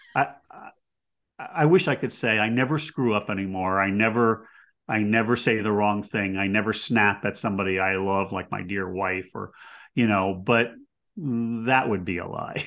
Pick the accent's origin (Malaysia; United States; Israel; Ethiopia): United States